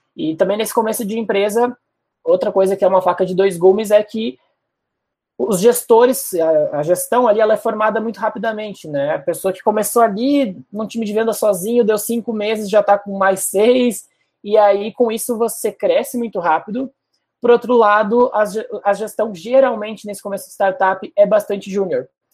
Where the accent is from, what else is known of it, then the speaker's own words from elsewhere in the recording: Porto Alegre, Rio Grande do Sul, Brazil; accent: gaúcho; moved away as an adult; also born or lived in Florianópolis; now in São Paulo, Brazil; eu sou de Porto Alegre mesmo. Morei lá até os 19, depois passei três anos em Floripa. E agora estou há dois aqui em São Paulo